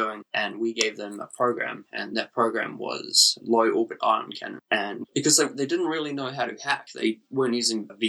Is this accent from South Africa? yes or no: yes; South Africa; now in New Zealand; Originally, I was from South Africa. Our parents came here because the crime rate was horrible